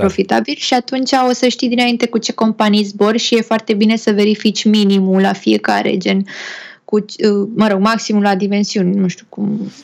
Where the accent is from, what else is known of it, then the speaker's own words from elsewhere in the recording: Romania; noi ca români